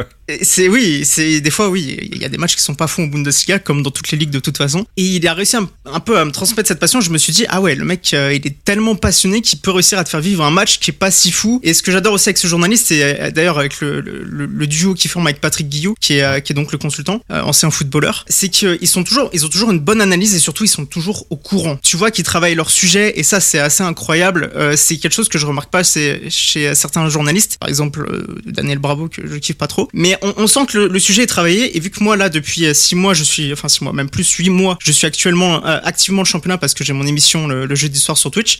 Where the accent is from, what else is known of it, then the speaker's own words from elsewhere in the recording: Chambéry, Auvergne-Rhône-Alpes, France; moved away as an adult; now in Drôme, France; je suis né à Chambéry en Savoie et j'ai surtout vécu là-bas